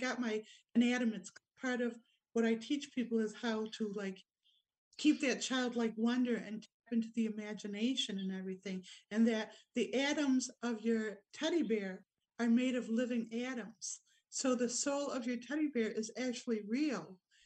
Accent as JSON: {"language": "English", "town": "Rochester", "region": "New York", "country": "United States", "tie": "born or raised there", "moved": "yes", "lives_now": "Wodonga, Australia", "said": "Rochester, New York, my hometown"}